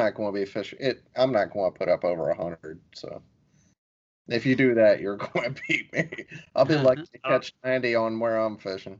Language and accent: English; Mississippi, United States; I can't say his last name because I'm from Mississippi.